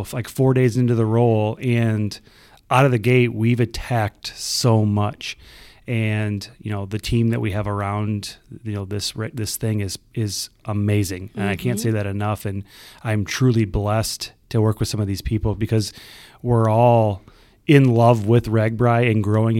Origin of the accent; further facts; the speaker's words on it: Oelwein, Iowa, United States; You know, I grew up in Owine. That's where I went to school.